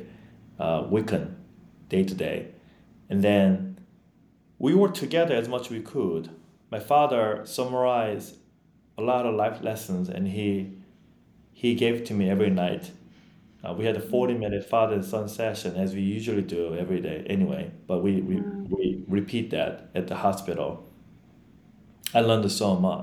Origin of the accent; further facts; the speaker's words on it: Yeosu, South Jeolla, South Korea; English is a second language; moved away as an adult; also born or lived in Long Island, New York, United States; now in United States; I didn't even go back to my hometown because it's a suburb. I have to take a train to go back to my home